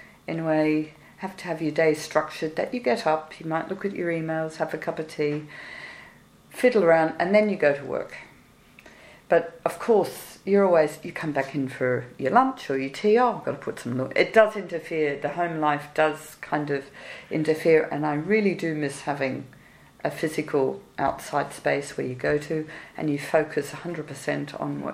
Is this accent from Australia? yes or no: yes; Australia; moved away; I'm Australian